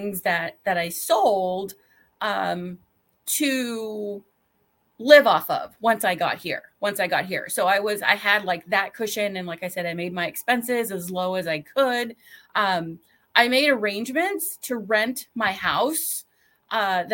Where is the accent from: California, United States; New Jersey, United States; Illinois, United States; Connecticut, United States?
California, United States; moved away as an adult; also born or lived in Midwest; I grew up in California and that's where the majority of my family was and still is.